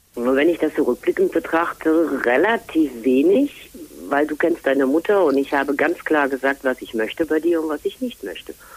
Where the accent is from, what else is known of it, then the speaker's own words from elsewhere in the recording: Rhineland, Germany; moved away as an adult; also born or lived in Fulda; uns Rheinländer